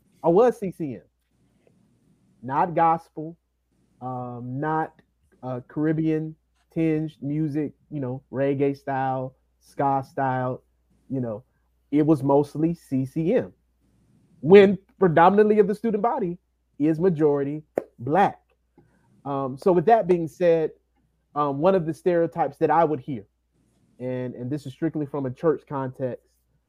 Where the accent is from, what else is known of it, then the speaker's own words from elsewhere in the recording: Columbia, South Carolina, United States; I'm from Columbia, South Carolina. It's a lot more ethnically and culturally diverse today than it was when I was growing up in the 90s